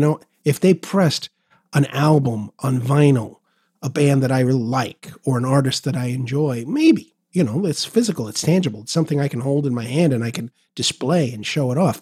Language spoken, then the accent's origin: English; New York City, New York, United States; I'm a New Yorker